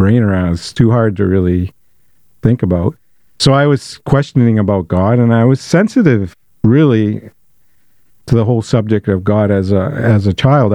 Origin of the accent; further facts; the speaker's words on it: Bangor, Maine, United States; I was a young person growing up in Bangor.